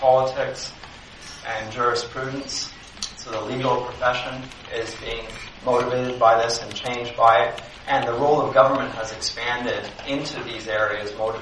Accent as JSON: {"language": "English", "country": "Canada", "tie": "born or raised there", "said": "I grew up in Canada"}